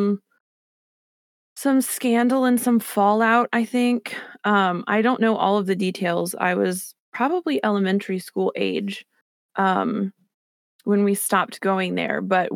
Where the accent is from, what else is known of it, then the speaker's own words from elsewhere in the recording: Newark, Ohio, United States; also born or lived in Cleveland area, Ohio; I'm from here. My family lives here, born and raised